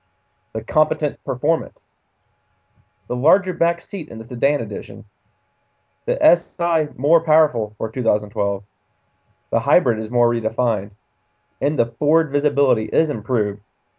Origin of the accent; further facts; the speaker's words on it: Canada; And I said car really weird, like I'm Canadian right there.